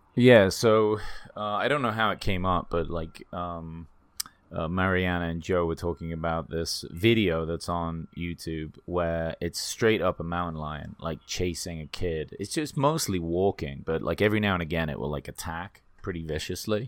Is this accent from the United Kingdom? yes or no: yes; England, United Kingdom; also born or lived in Sri Lanka; now in United States; I was born in England